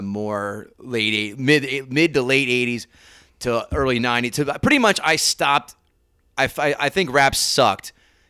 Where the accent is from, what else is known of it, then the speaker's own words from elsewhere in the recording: Princeton, New Jersey, United States; I grew up in Princeton, so it wasn't that many black guys running around that town.